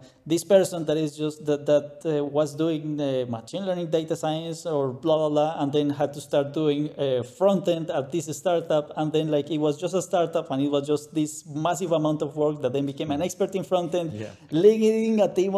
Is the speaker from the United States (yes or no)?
no; Colombia; English is a second language; moved away as an adult; also born or lived in Saudi Arabia / Bahrain / Dubai; now in Germany; I'm from Colombia, Latin America. That's why the accent